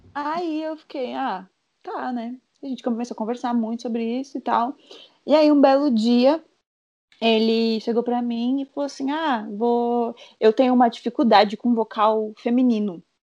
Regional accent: Sorocaba, São Paulo, Brazil; voltei pra, pra minha terra Sorocaba

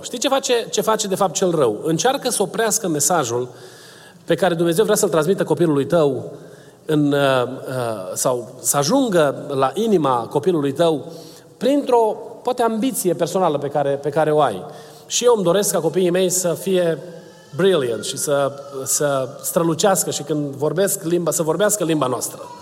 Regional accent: Romania; first language Romanian; moved away; eu sunt uh, născut în România, o să mor vorbind limba română ca prima mea limbă

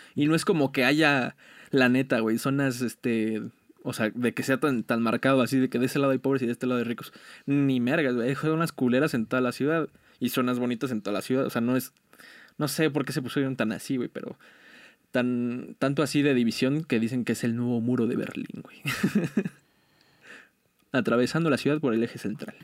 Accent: Mexico; como mexicanos somos muy, muy unidos

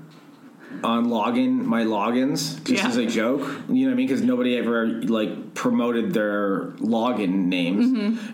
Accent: Toronto, Ontario, Canada; moved away as an adult; now in Los Angeles, United States; I grew up in Toronto

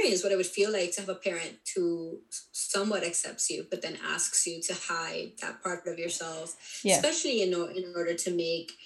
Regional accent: Colombia; now in United States; I'm Colombian, and I was born in Colombia, and I was raised Catholic, but my mom wasn't overtly Catholic until we came to the United States.

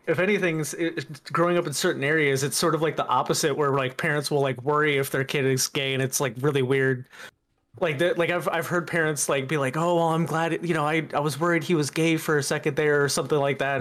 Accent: the Bible Belt, United States; I grew up mostly in the Bible Belt.

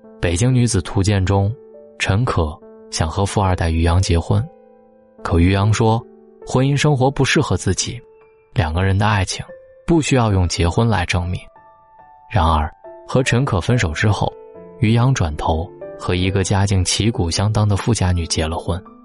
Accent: China; 我们中国人

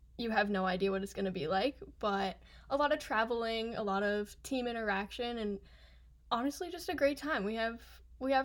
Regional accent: Kentucky, United States; moved away as an adult; now in Philadelphia, United States; I'm from Kentucky, so Philly was a big jump

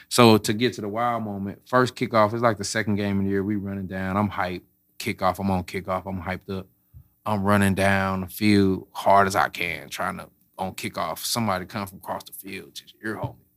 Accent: St. Louis, Missouri, United States; I'm from Saint Louis, born and raised, Florissant, grew up

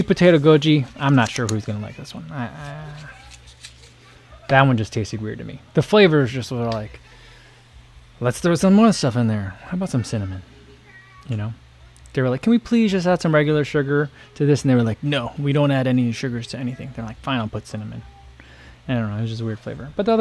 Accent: New Jersey, United States; moved away; I grew up in New Jersey

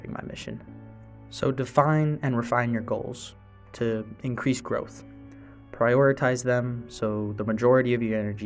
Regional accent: Utah, United States; moved away as an adult; now in Fort Worth, United States; I'm from Utah

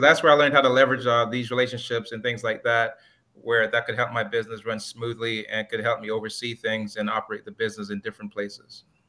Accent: Miami, Florida, United States; also born or lived in Jamaica; raised in Miami, Florida

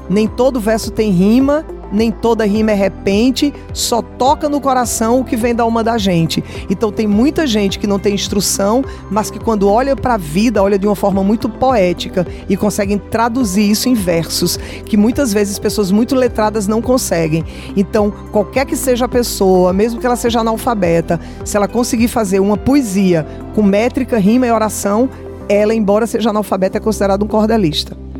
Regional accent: Brazil; No Brasil a gente tem calor e verão o ano inteiro, a gente não tem neve nunca no Brasil. E na minha terra a gente também não tem inverno

